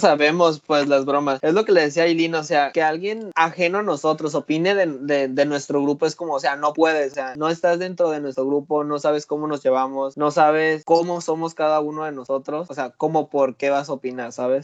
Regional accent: Sinaloa, Mexico; soy de Sinaloa.

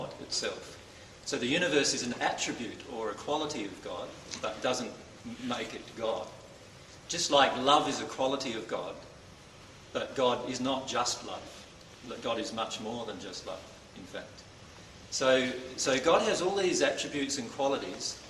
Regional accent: Loxton, South Australia, Australia; moved away as an adult; now in Queensland, Australia; I was born in Loxton in South Australia

